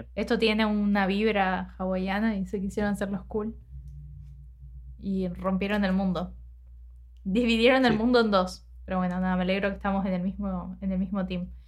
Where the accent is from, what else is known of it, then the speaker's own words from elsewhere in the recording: Argentina; nosotros obviamente nacimos y nos criamos en Argentina